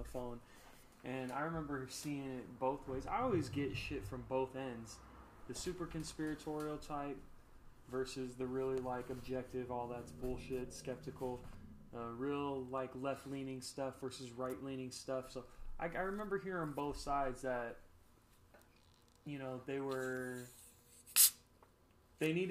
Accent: Las Vegas, Nevada, United States; also born or lived in Southern California; growing up in Las Vegas

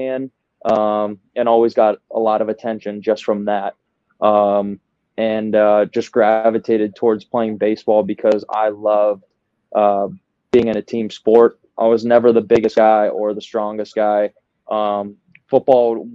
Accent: the Midwest, right outside of Chicago, Illinois, United States; accent: Midwest; moved away as an adult; also born or lived in New Jersey; born and raised in the Midwest, right outside of Chicago. So I might have a little bit Midwest in me

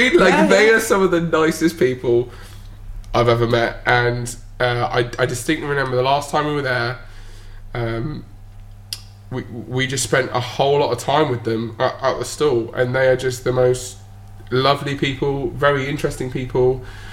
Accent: Bournemouth, South West England, United Kingdom; being from Bournemouth, just as you know, just quite a small little town in the UK

